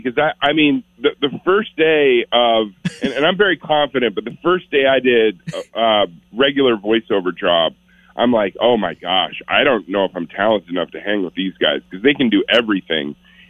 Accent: Vancouver, Washington, United States; Vancouver, Washington, my hometown. I'm very proud to be from there.

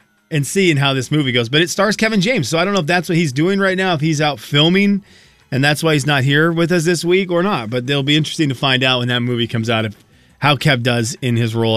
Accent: Venezuela; moved away; growing up in Venezuela, they didn't do the outside stuff.

